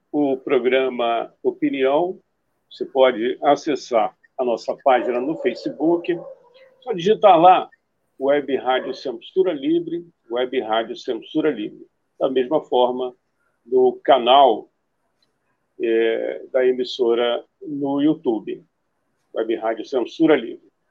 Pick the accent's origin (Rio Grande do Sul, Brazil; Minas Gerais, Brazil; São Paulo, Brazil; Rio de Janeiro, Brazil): Rio de Janeiro, Brazil; Eu tenho uma ligação muito grande com a cidade, mas eu nasci no Rio